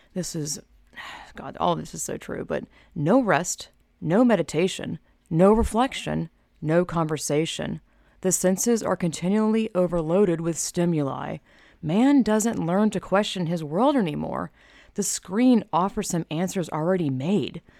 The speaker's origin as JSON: {"language": "English", "country": "United States", "said": "me as an American"}